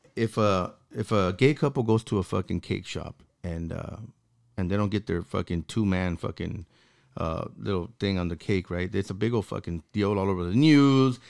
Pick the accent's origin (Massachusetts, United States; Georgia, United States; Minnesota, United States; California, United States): California, United States; Los Angeles; I grew up in South Central